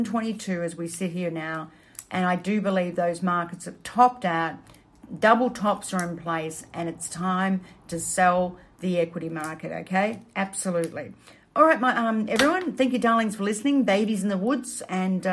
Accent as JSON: {"language": "English", "town": "Melbourne", "region": "Victoria", "country": "Australia", "tie": "born or raised there", "said": "Melbourne, my hometown"}